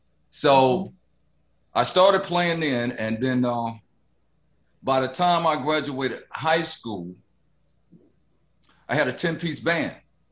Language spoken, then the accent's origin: English; Detroit, Michigan, United States; moved away as an adult; also born or lived in East Point, Georgia; But I wound up in Detroit in 1964, moving from East Point, Georgia, which was a shock in itself.